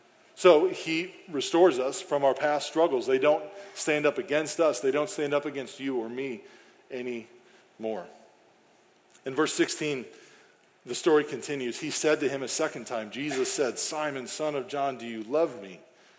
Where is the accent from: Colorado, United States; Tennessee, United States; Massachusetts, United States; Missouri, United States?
Missouri, United States; St. Charles; moved away as an adult; now in Granite City, United States; I grew up here in St. Charles. I lived in St. Charles as a bachelor after being divorced and moving back in with friends here in St. Charles who weren't Christians.